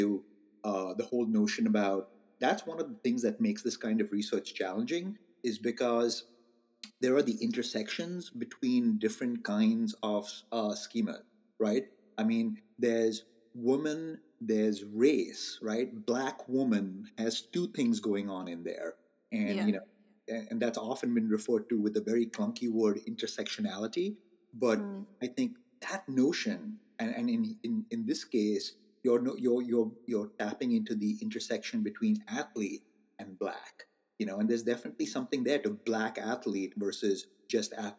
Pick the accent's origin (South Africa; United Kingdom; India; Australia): India; now in United States; I am Indian. I was born in India and I'm Indian American.